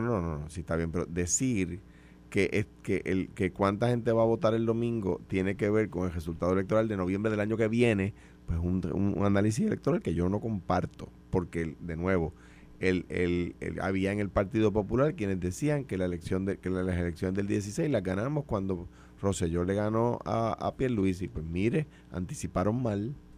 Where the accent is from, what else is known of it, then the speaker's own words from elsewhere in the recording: Puerto Rico; siendo puertorriqueños, sin dejar de ser puertorriqueños